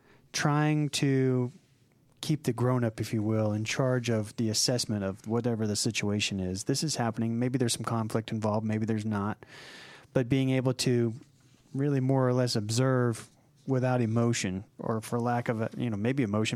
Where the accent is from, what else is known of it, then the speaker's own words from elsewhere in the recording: Oklahoma City, Oklahoma, United States; now in Atlanta, United States; I remember when I first moved to Atlanta, I came from Oklahoma City, which is, it's not really a large city, maybe a few 100,000 people there.